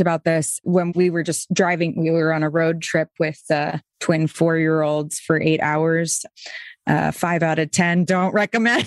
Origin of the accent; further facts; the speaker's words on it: Boston, Massachusetts, United States; moved away; I was Episcopal, I was from Boston